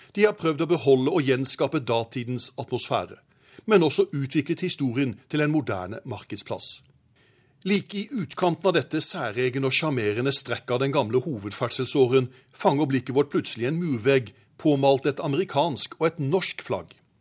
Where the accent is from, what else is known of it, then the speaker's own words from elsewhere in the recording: Arendal, Agder, Norway; min hjemby Arendal